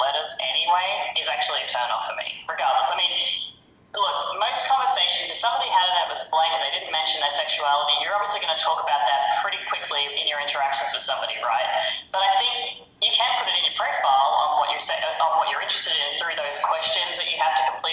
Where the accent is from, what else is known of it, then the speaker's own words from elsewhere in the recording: Australia; it's informal Aussie slang type thing